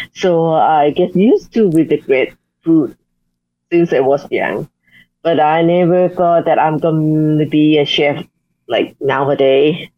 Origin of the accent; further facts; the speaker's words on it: Chiang Mai, Thailand; now in Bangkok, Thailand; in my hometown, Chiang Mai, we also have our um, the cultural heritage about food